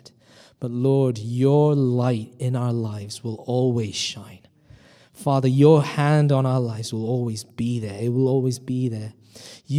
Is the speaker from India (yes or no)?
yes; India; now in United Kingdom; I'm originally from India